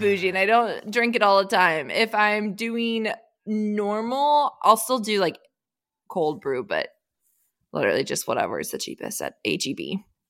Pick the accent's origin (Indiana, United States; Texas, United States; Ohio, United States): Texas, United States; Austin; my hometown of Austin, Texas